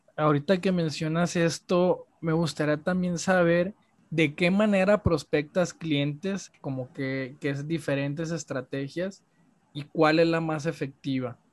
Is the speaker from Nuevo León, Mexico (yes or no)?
no; Culiacán, Sinaloa, Mexico; yo soy de Culiacán.